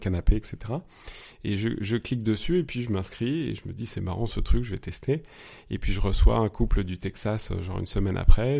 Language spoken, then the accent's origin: French; near Paris, Île-de-France, France; moved away as an adult; also born or lived in Nice, France / Mexico; now in Munich, Germany; je suis né pas loin de Paris. J'ai grandi là-bas